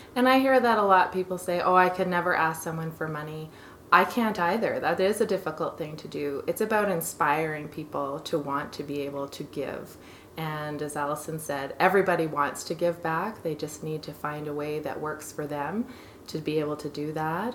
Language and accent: English; Kingston, Ontario, Canada; now in Calgary, Canada; I'm from Kingston in Ontario originally